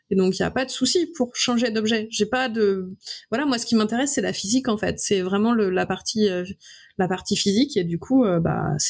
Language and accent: French; Brittany, France; moved away as an adult; also born or lived in Lyon; moi, je suis bretonne.